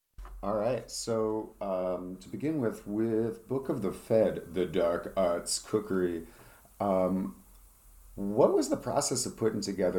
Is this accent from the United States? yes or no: yes; Northern New Jersey, United States; I grew up in New Jersey, which is where that band is from, and they came out when I was in high school. I was in Northern Jersey